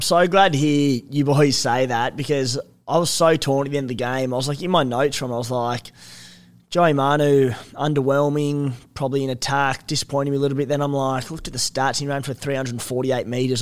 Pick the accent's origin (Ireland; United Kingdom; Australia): Australia; as an Aussie fan